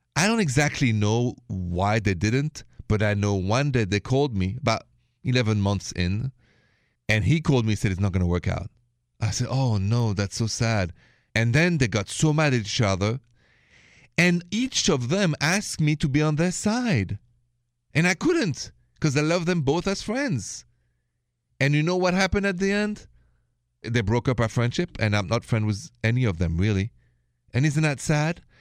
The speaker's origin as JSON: {"language": "English", "country": "France", "accent": "French", "second_language": "English", "moved": "yes", "said": "This accent is French originally. After even 20 years of English lessons, the accent is still there."}